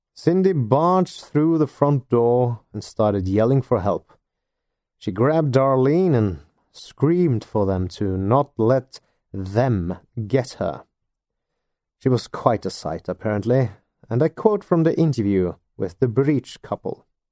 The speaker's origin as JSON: {"language": "English", "country": "Norway", "second_language": "English", "said": "I'm not a native English speaker, and I do not live in either the U K or the United States of America. I am a Norwegian living in Norway."}